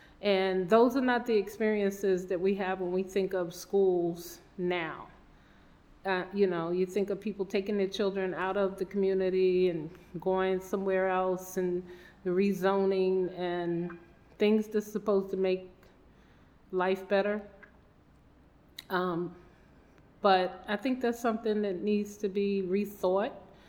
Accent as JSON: {"language": "English", "town": "New York City", "region": "New York", "country": "United States", "tie": "born or raised there", "said": "My Brooklyn story is I was born in Brooklyn on Clifton Place in Brooklyn, New York, and I grew up in Fort Greene, which for the remainder of most of my life, my family still resides there."}